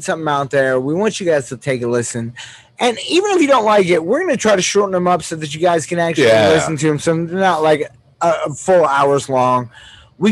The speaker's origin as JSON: {"language": "English", "town": "Pittsburgh", "region": "Pennsylvania", "country": "United States", "tie": "born or raised there", "said": "I was born and raised in Pittsburgh"}